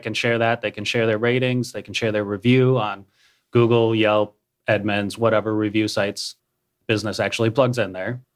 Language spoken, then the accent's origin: English; Minnesota, United States; moved away as an adult; also born or lived in Florida / Nebraska / San Diego, California / Tennessee; now in Cookeville, United States; I was born in Florida, grew up in Minnesota, spent a year in Nebraska.